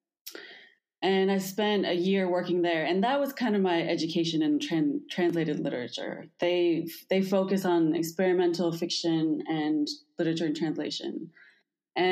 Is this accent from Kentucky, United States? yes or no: yes; Kentucky, United States; now in Santiago, Chile; I am from the United States, from Kentucky, and I live in Santiago, Chile